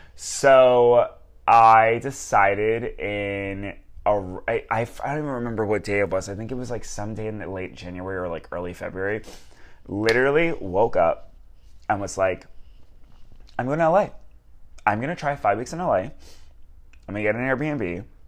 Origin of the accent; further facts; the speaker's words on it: Long Island, New York, United States; moved away as an adult; now in Los Angeles, United States; We're from Long Island